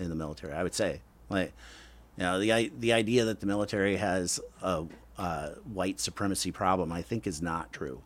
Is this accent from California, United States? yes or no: no; Lowell, Indiana, United States; moved away; also born or lived in Gary, Indiana; I was born in Gary, grew up in a small town, Lowell, Indiana